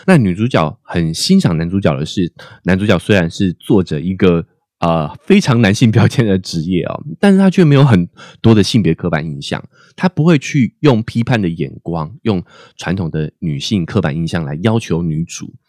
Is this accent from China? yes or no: no; Taiwan; 我们台湾人的头发也普遍是直发居多